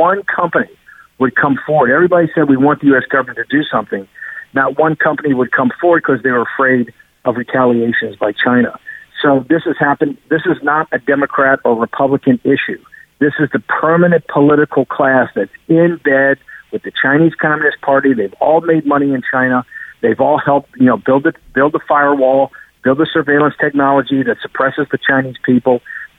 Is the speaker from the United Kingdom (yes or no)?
yes; United Kingdom; As being British, you know that's really what started the 200 years of humiliation.